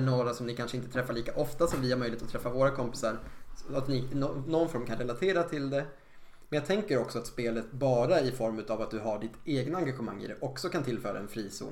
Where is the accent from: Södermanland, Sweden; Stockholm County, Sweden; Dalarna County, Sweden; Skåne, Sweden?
Södermanland, Sweden; Eskilstuna; som butiken hette hemma i Eskilstuna på den tiden